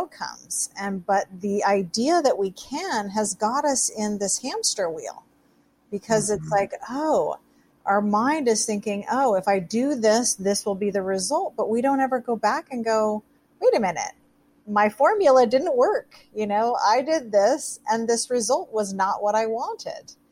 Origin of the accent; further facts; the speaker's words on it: Seattle, Washington, United States; I grew up in the Seattle area.